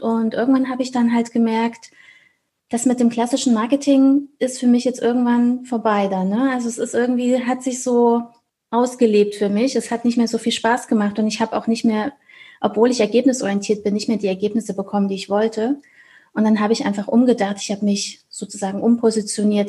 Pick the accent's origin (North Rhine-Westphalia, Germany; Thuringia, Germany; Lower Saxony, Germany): Thuringia, Germany; Ich komme aus Thüringen in Deutschland